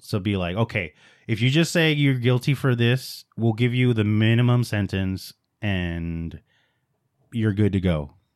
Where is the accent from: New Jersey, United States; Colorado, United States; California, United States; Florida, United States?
California, United States; Los Angeles; I was born in East L